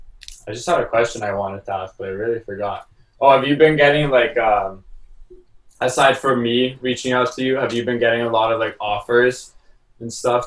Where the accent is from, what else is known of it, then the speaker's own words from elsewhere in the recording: Toronto, Ontario, Canada; cause we're from Canada.